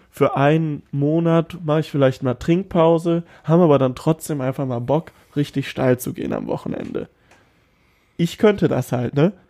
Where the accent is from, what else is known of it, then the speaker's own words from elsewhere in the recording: Cologne, North Rhine-Westphalia, Germany; ich bin ein Kölsche Jung